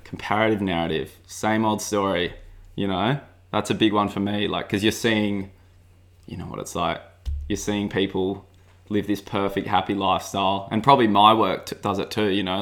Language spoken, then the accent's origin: English; Sydney, New South Wales, Australia; growing up in Avalon